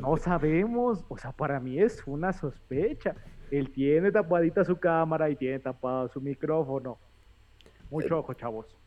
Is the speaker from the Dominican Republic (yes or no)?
no; Mexico; como mexicanos chismosos